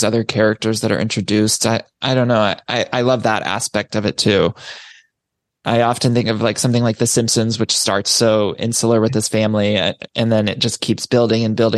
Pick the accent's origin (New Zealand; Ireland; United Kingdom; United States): United States; Ohio; I'm from Ohio